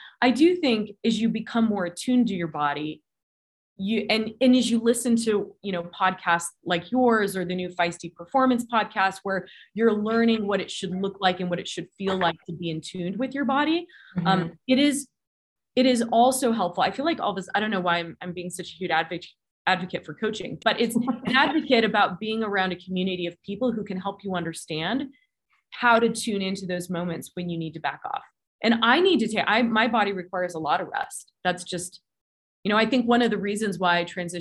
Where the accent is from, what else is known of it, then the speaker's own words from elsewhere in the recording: California, United States; now in Colorado Springs, United States; I grew up in California. So it's kind of where my heart and soul and my roots are.